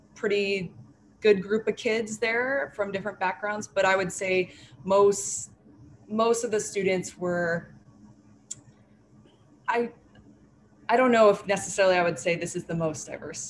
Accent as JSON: {"language": "English", "area": "Bay Area", "region": "California", "country": "United States", "moved": "as an adult", "lives_now": "New York City, United States", "said": "I am from the Bay Area in California, and I have moved to New York City about 5 years ago for school"}